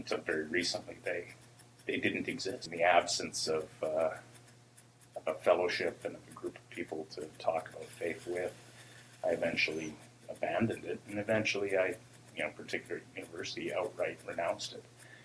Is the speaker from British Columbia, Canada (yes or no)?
yes; Port Alberni, British Columbia, Canada; also born or lived in Nanaimo; I grew up in Port Alberni.